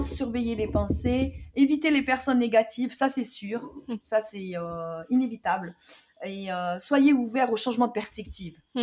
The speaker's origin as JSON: {"language": "French", "country": "Algeria", "said": "moi en tant que algérienne"}